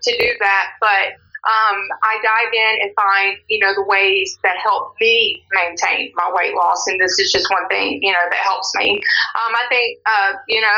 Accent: Louisiana, United States; now in Forney, United States; I was born in Louisiana, but now I'm a Texas resident. I've been in Texas for 15 years now

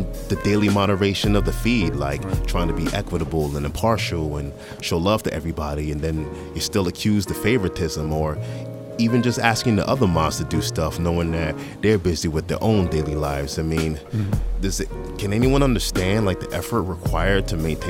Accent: Boston, Massachusetts, United States; We're all from Boston

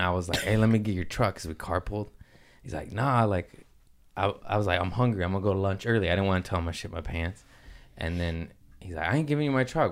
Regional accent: Torrance, California, United States; also born or lived in Harbor City / Lomita / Culver City / Inglewood; I was, uh, born in Harbor City, uh, raised in Torrance, Lameda

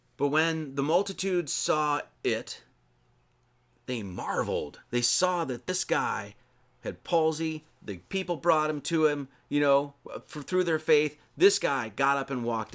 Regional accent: Wisconsin, United States; I'm from Wisconsin

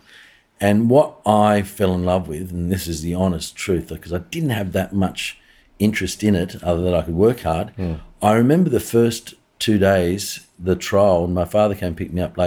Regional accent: Blacktown, New South Wales, Australia; we grew up out west in Sydney, a place called Blacktown

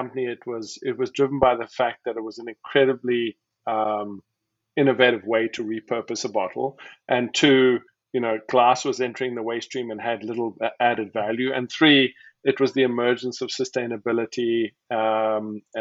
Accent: Cape Town, Western Cape, South Africa; moved away as an adult; also born or lived in Wisconsin, United States; now in Portland, United States; I'm originally from Cape Town, South Africa

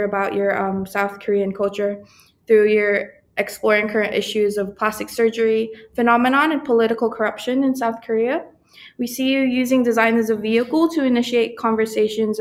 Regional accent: Philippines; now in New Zealand; I'm also a migrant, so exactly, I'm from the Philippines

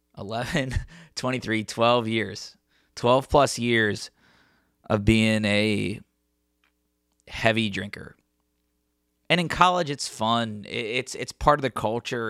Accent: Cincinnati, Ohio, United States; my hometown in Cincinnati

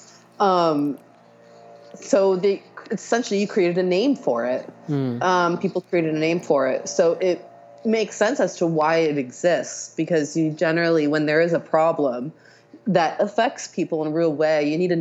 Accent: Stockton, California, United States; I grew up in Stockton, California

